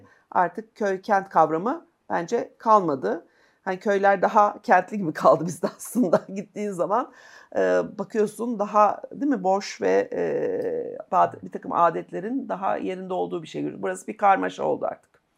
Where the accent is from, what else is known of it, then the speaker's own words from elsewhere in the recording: Kırklareli, Turkey; also born or lived in Istanbul; Ben Kırklarelliyim çünkü, hani benim ailem